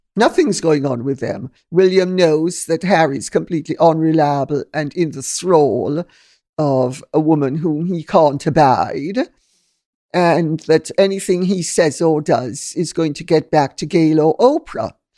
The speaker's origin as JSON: {"language": "English", "country": "Jamaica", "moved": "yes", "lives_now": "United Kingdom", "said": "I'm Jamaican and I come from a multicultural, multinational, multicolored society"}